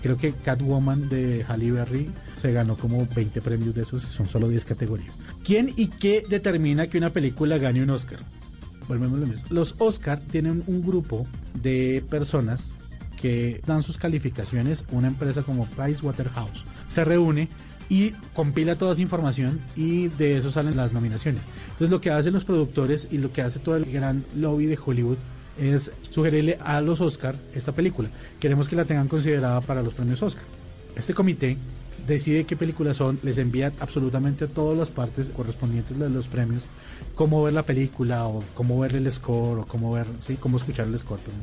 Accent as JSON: {"language": "Spanish", "country": "Colombia", "said": "nosotros como colombianos"}